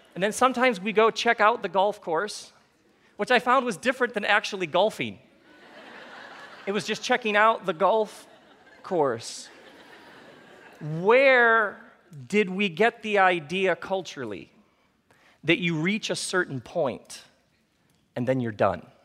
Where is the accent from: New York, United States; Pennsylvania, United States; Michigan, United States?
Michigan, United States; I grew up in Michigan